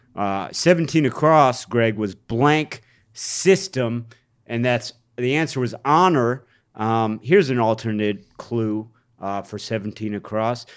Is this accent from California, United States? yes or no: no; Cleveland, Ohio, United States; Cleveland, historically, has, my hometown has been the butt of many jokes.